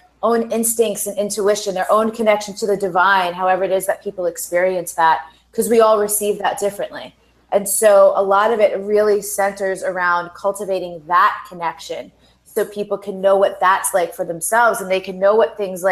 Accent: United States; growing up playing sports here in the United States

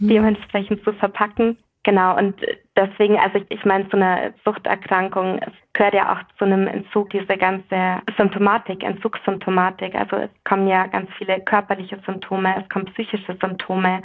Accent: Bavaria, Germany; ich bin ja in Bayern aufgewachsen

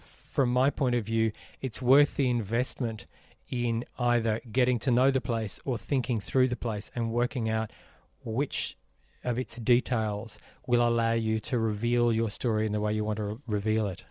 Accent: Brisbane, Queensland, Australia; growing up in Brisbane

